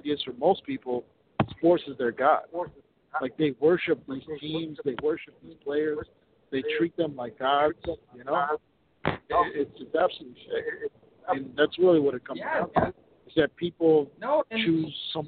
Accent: Minneapolis, Minnesota, United States; I grew up in Minneapolis

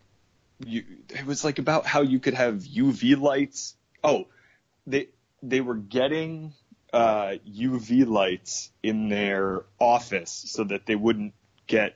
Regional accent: Connecticut, United States; moved away as an adult; also born or lived in New York; worked at the Gap like a white guy from Connecticut

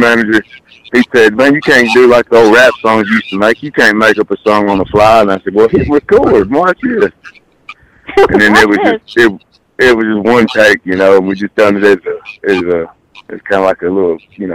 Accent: Marshall, Texas, United States; I'm from Marshall. I'm from a hometown of Boogie Woogie

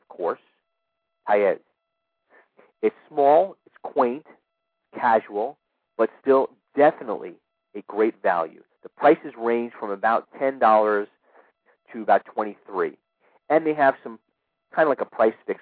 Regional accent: New York City, New York, United States; moved away; my hometown in New York City

